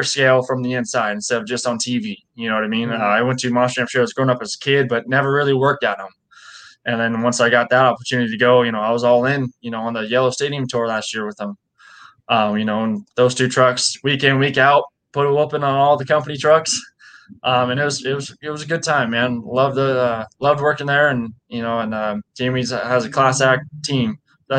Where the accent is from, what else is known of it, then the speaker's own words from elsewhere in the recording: Sublimity, Oregon, United States; my hometown show in Sublimity, Oregon.